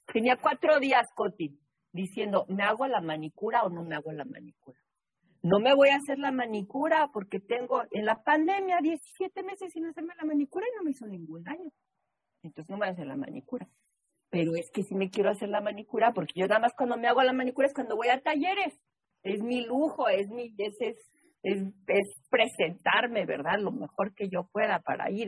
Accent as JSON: {"language": "Spanish", "region": "Mexico City", "country": "Mexico", "tie": "born or raised there", "also_born_or_lived": "New England", "moved": "yes", "lives_now": "Boston, United States", "said": "yo nací en la Ciudad de México. En la Ciudad de México no hay cuerpos de agua, no hay lago, no hay río, no hay playa"}